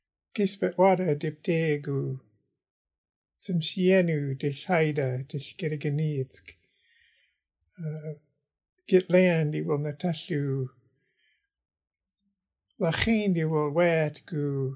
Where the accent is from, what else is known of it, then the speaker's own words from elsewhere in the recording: Metlakatla, Alaska, United States; also born or lived in Prince Rupert, British Columbia, Canada; now in Juneau, United States; I was born in Prince Rupert, BC, and raised in Metlakatla, Alaska, and I live here in Juneau.